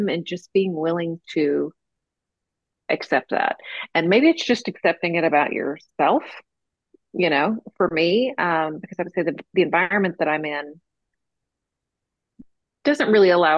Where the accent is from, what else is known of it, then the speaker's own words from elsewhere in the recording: South Florida, United States; moved away as an adult; also born or lived in Georgia / Texas; I grew up in South Florida, in the Southeast US